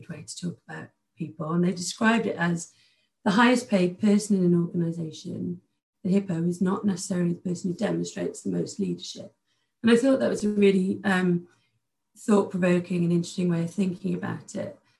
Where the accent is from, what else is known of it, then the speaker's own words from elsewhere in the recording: outside Cardiff, Wales, United Kingdom; I grew up outside of Cardiff.